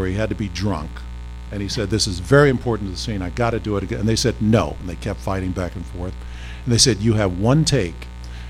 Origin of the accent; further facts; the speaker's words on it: Pasadena, California, United States; also born or lived in San Francisco; I grew up in Pasadena, California.